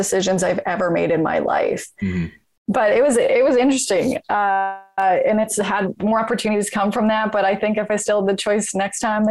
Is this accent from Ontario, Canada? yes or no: no; Regina, Saskatchewan, Canada; moved away; I'm from the Queen City. I'm from Regina, Saskatchewan.